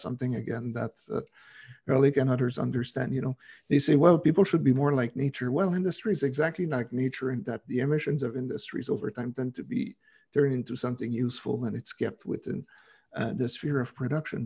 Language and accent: English; Quebec, Canada; I'm from Quebec